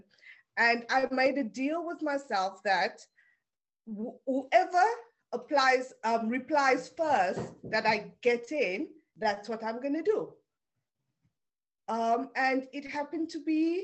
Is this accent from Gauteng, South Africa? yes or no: no; Cape Town, Western Cape, South Africa; first language Afrikaans; English is a second language; moved away as an adult; also born or lived in Preston, England / Leeds, England; now in London, United Kingdom; I was born in South Africa, in Cape Town, grew up there